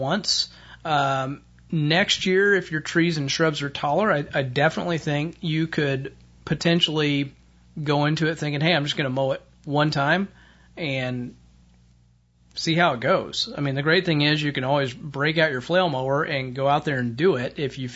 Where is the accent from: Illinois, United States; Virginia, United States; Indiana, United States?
Indiana, United States; my home state of Indiana